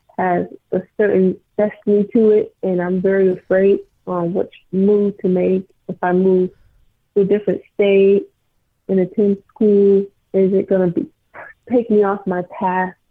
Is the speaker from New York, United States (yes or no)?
yes; New York, United States; moved away; also born or lived in North Carolina; I'm originally from New York